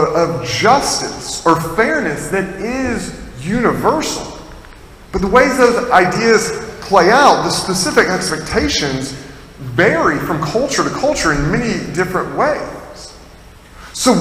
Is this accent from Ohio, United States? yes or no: no; Tennessee, United States; now in Massachusetts, United States; I'm not from Massachusetts originally, I'm from Tennessee